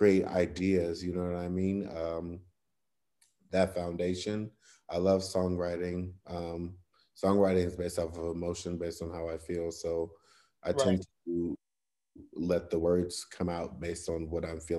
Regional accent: Cleveland, Ohio, United States; my hometown

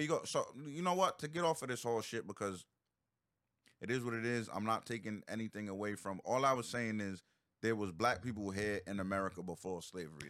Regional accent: Providence, Rhode Island, United States; I grew up on the East Side

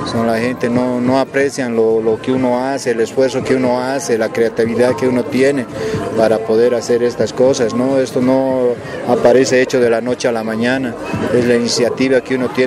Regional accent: Oruro, Bolivia; now in Villamontes, Bolivia; porque yo vivo en Villamontes. Soy de acá de Oruro, pero yo ya vivo en Villamontes 25 años.

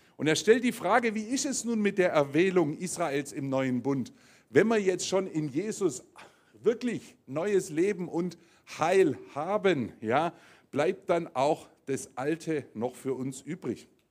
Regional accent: Germany; bei uns in Deutschland hier

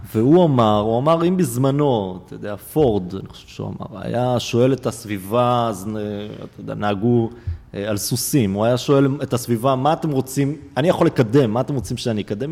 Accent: Israel; אני יליד הארץ הזו

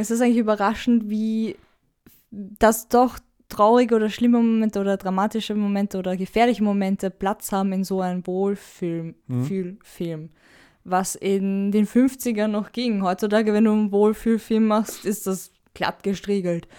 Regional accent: Austria; ich da als Österreicher

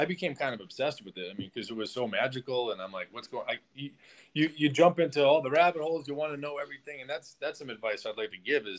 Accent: Boston, Massachusetts, United States; moved away as an adult; now in Mexico; I'm from Boston, Mass.

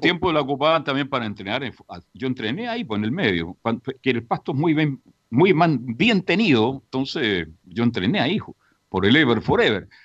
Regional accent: Chile; somos desordenados los chilenos

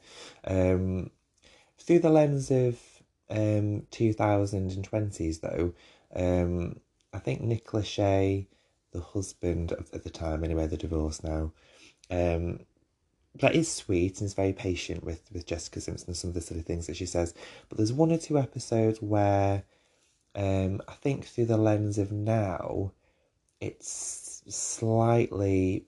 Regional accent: United Kingdom; this is me being British

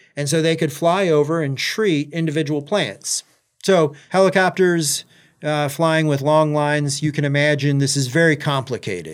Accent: Alma, Michigan, United States; moved away as an adult; also born or lived in Maui, Hawaii; now in Gainesville, United States; I was born and raised in Michigan, uh, from Elma, Michigan, which is right in the middle of the mitten

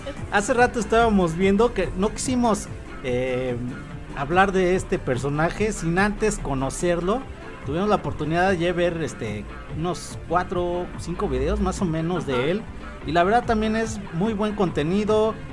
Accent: Mexico; como mexicanos

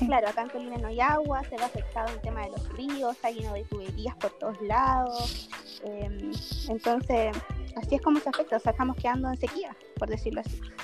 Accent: Colina, Santiago Metropolitan Region, Chile; Yo soy eh, de Colina

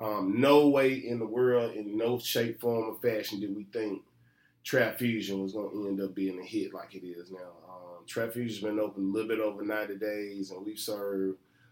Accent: Memphis, Tennessee, United States; I'm from Memphis, Maine.

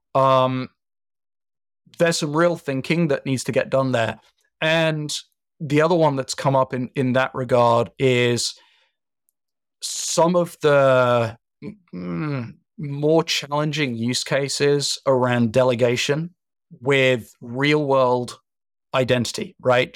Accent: United Kingdom; being British

